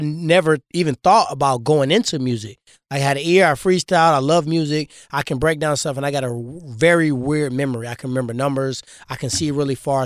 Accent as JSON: {"language": "English", "town": "Ferguson", "region": "Missouri", "country": "United States", "tie": "born or raised there", "said": "I grew up in Ferguson."}